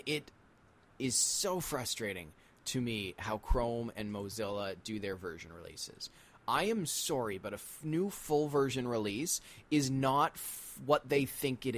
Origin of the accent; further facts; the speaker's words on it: Canada; I'm from Canada